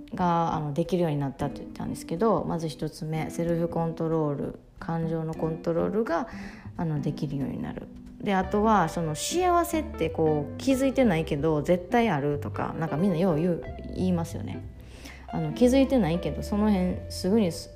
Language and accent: Japanese; Ehime, Japan; 私愛媛出身